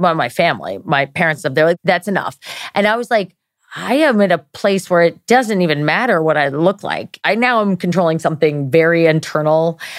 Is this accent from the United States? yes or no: yes; Maryland, United States; we're both from Maryland